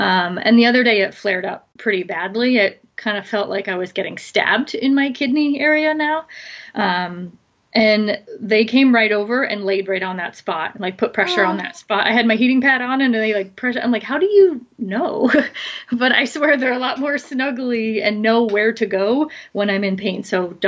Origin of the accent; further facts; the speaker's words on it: Philadelphia, Pennsylvania, United States; now in San Diego, United States; Philly area, and I had way too many winters and bad weather, and I decided to save money and pay a lot of money to live in San Diego, where it's warm and sunny most of the time.